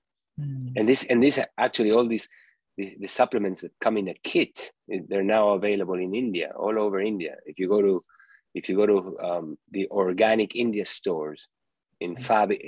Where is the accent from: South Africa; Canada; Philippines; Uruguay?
Uruguay; moved away as an adult; also born or lived in New York; eating foods like I used to eat when I was growing up in Uruguay.